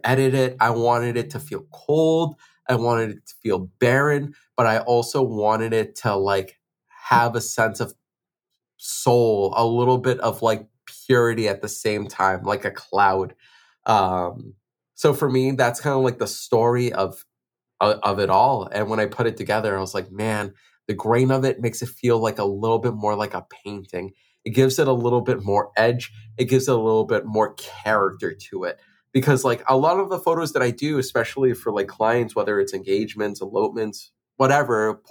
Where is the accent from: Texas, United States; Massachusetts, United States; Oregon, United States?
Massachusetts, United States; Boston; it's my hometown, it's Boston